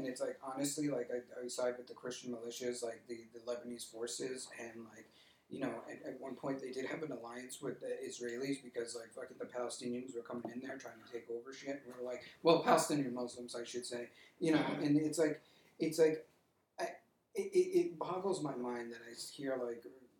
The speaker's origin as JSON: {"language": "English", "country": "Nigeria", "said": "like, we're Nigerian, which is cool."}